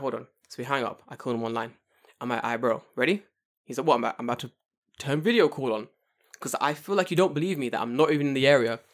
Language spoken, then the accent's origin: English; London, United Kingdom; now in Tokyo, Japan; growing up in London